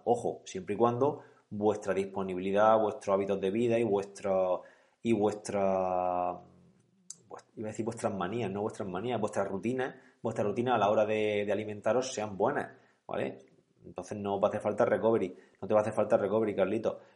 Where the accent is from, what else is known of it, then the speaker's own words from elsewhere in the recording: Calasparra, Region of Murcia, Spain; precisamente Galasparra es mi pueblo, yo soy de allí